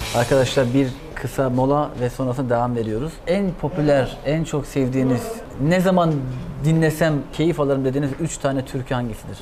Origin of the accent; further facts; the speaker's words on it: Black Sea Region, Turkey; Karadeniz ben de Karadeniz